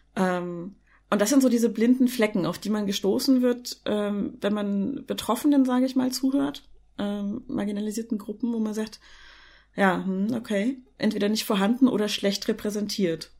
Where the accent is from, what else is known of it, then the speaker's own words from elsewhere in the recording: East Germany, Germany; ich bin halt in der DDR geboren